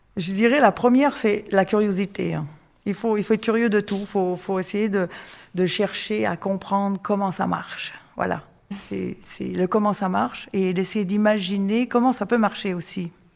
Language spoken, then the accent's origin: French; Canada; moved away as an adult; now in France; je suis canadienne